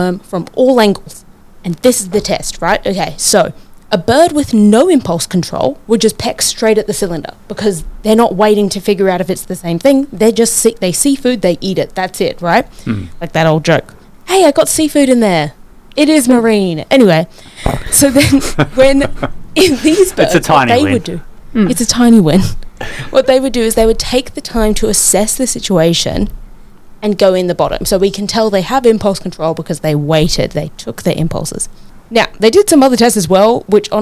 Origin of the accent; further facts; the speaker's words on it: New Zealand; now in Brisbane, Australia; In my home country, Aotearoa